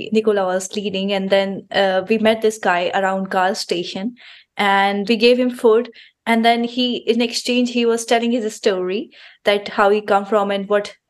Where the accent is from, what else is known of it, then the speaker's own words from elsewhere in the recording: India; moved away as an adult; now in Luxembourg; I come from India and I've been working in Luxembourg for about 4 years.